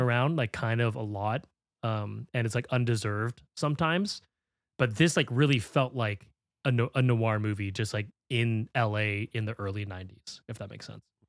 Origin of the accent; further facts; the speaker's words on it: United States; as an American